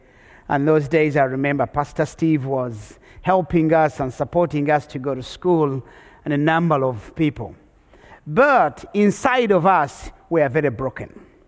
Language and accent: English; Rwanda; now in United States; my home country of Rwanda had a genocide, and the genocide was the climax read of the entire refugee crisis. 1 million people killed in 90 days, and now I'm on my way out of Africa to America to go to school